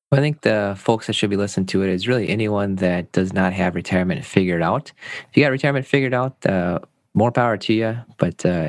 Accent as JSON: {"language": "English", "country": "Germany", "tie": "born or raised there", "also_born_or_lived": "United States", "said": "I grew up in Germany. I was this is in college back. I was uh, going to school in Maryland. My dad was part of the army, and we moved back and forth"}